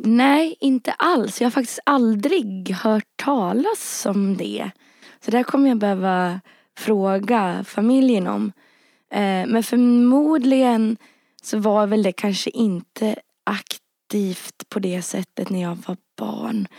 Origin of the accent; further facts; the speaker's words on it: Rättvik, Dalarna County, Sweden; moved away; also born or lived in Härnösand; jag växte upp liksom, både i Rättvik och i Härnösand och i synnerhet i Rättvik